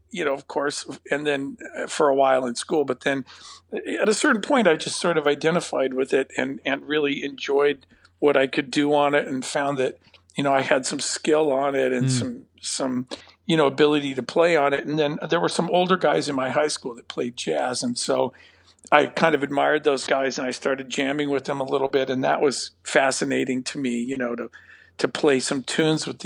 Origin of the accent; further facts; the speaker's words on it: Napa, California, United States; I grew up in Napa, but I was born in Southern California and then moved north